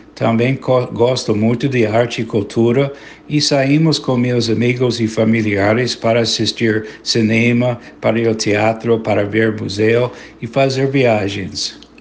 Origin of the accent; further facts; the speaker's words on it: United States; Portuguese is a second language; also born or lived in Bahia, Brazil / Rio de Janeiro, Brazil; sou cidadão dos Estados Unidos e moro em estado de Connecticut